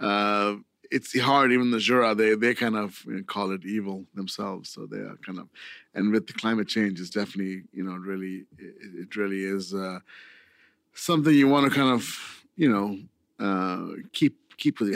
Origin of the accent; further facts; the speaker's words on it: India; now in Cambria, United States; I'm from India